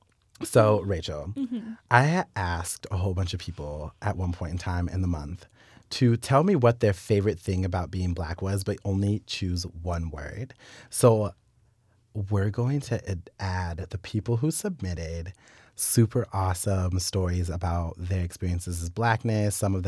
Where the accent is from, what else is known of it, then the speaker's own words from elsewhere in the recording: Wichita, Kansas, United States; because we're both from Wichita